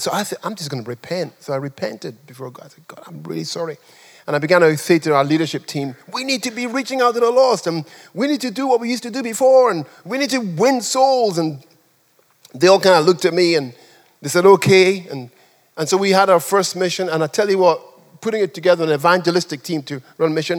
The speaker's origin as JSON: {"language": "English", "country": "Nigeria", "also_born_or_lived": "England", "moved": "yes", "lives_now": "United Kingdom", "said": "I'm a Nigerian"}